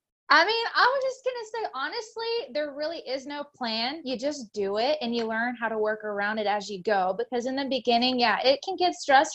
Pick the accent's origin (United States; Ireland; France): United States; Tyler, Texas; born and raised in Tyler, Texas, still live in Texas today